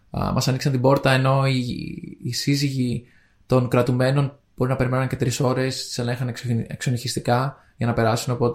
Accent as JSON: {"language": "Greek", "country": "Spain", "accent": "Spanish", "second_language": "Greek", "said": "Εγώ έχω την προφορά τη Ισπανία."}